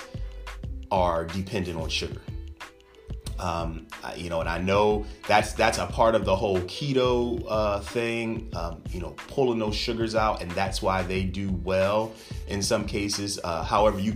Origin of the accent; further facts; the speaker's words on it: United States; as American citizens